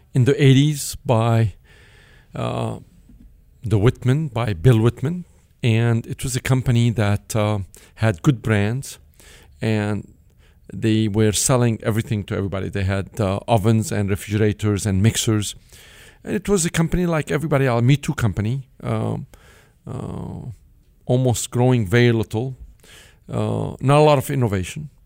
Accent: Beirut, Beirut Governorate, Lebanon; English is a second language; moved away; I grew up in Beirut, Lebanon, from a modest, uh, upbringing

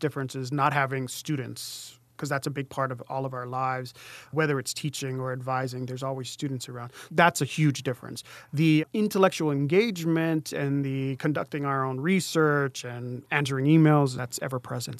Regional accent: Native Hawaiian, United States; I went to a school that had primarily Native Hawaiian students. So he was talking to us as Native Hawaiian students

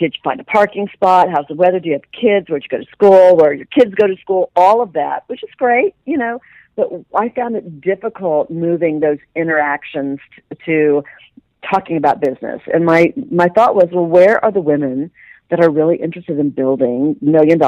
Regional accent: Dayton, Ohio, United States; now in Dallas, United States; I was a small town girl born and raised in Dayton, Ohio.

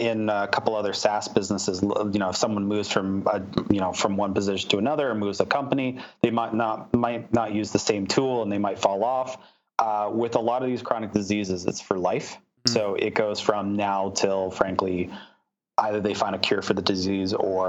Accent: Canada; also born or lived in Philadelphia, United States / San Francisco, United States; I'm proud Canadian, born and raised, spent the last year and a half there in the U.S.

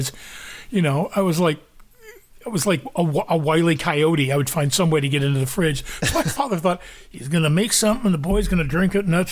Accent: Kansas, United States; I grew up in the Midwest in Kansas

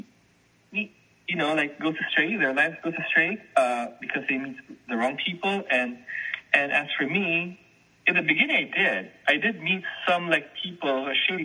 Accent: Manila, Metro Manila, Philippines; moved away; I was born and raised in Manila

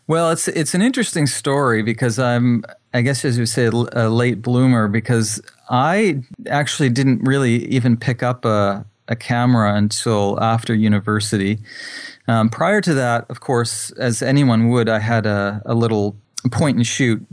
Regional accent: New Brunswick, Canada; also born or lived in Japan; I'm from New Brunswick, Canada, which is on the East Coast.

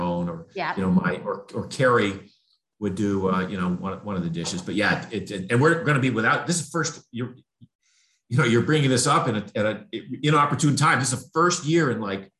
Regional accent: Maine, United States; in New England, where I grew up in Maine

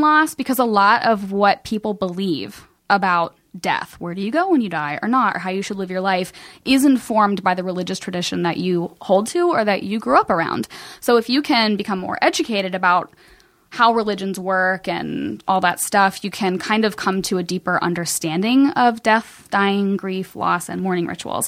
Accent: Cincinnati, Ohio, United States; moved away as an adult; also born or lived in Kentucky; now in Los Angeles, United States; I'm from Cincinnati. Um, I, like, I, Kentucky is my home, um, and I lived there the last ten years.

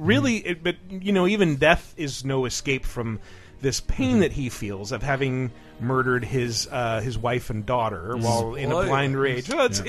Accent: England, United Kingdom; I used to have a Betamax. Because I'm English.

